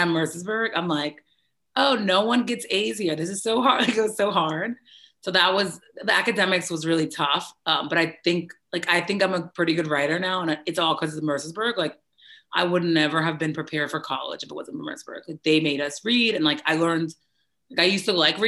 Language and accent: English; New York City, New York, United States; So I'm born and raised in the Bronx, New York, and I was born December 2nd, 1988.